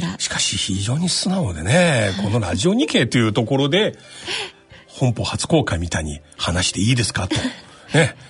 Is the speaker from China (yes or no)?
yes; Shanghai, China; now in Japan; 僕は上海出身で